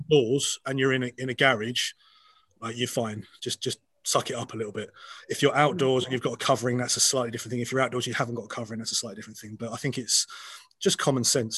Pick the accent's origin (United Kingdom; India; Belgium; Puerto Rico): United Kingdom; Scotland; I'm a Scot believe it or not, from this accent you're hearing right now